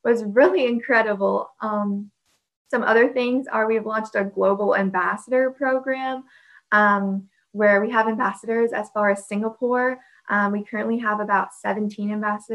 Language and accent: English; Central Florida, United States; I'm 17 years old, and I'm from Central Florida